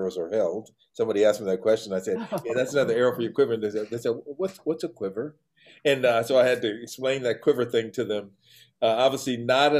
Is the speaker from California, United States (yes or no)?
yes; Los Angeles, California, United States; I was born and raised in Los Angeles, this little town